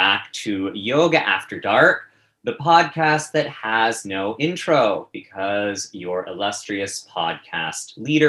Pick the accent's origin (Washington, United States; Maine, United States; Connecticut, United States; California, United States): Maine, United States; now in New York City, United States; Actually, the third, because I am from Maine.